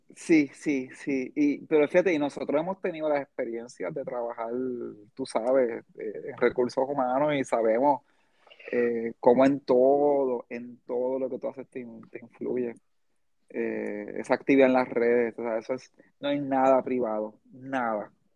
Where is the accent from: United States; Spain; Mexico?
United States; now in Puerto Rico; yo me crié, gran parte de mi niñez fue en Estados Unidos también